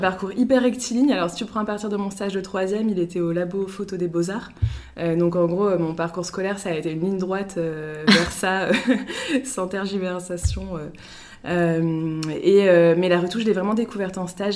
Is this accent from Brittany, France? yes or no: yes; Brittany, France; moved away as an adult; also born or lived in Paris; now in Lille, France; je viens de Bretagne